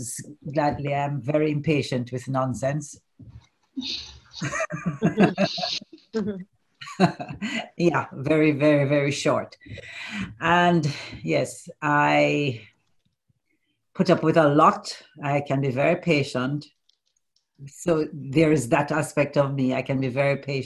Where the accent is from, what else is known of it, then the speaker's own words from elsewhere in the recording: Jamaica; now in United Kingdom; I'm Jamaican